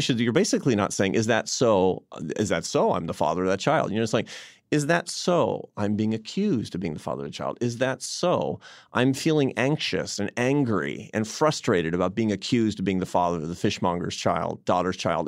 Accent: Seattle, Washington, United States; moved away; I was in Seattle, my hometown

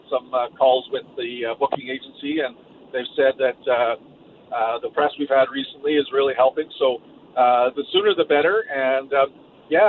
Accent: Saskatchewan, Canada; now in Yukon, Canada; growing up in Saskatchewan

